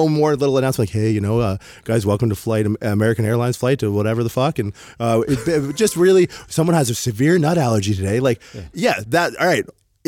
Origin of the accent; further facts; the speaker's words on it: Windsor, Ontario, Canada; now in San Jose, United States; take an Uber black across the border into my hometown of Windsor, Ontario